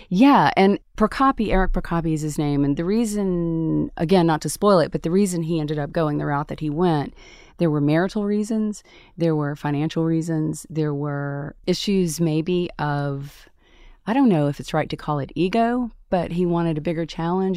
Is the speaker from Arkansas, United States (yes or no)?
no; Tupelo, Mississippi, United States; moved away as an adult; my hometown of Tupelo, Mississippi